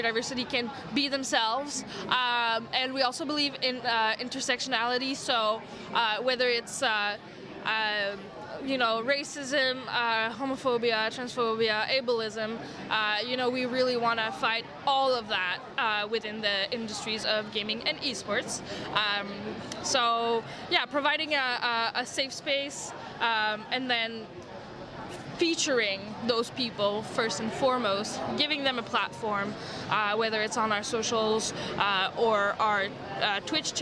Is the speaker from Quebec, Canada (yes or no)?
yes; Montreal, Quebec, Canada; first language French; English is a second language; I'm from Montreal, so my first language is French